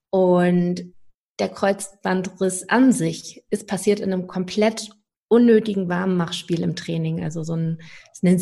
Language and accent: German; Schleswig-Holstein, Germany; dass überhaupt ein Verein aus Schleswig-Holstein, wo ich herkomme, ähm, bei den deutschen Meisterschaften sich platziert hat.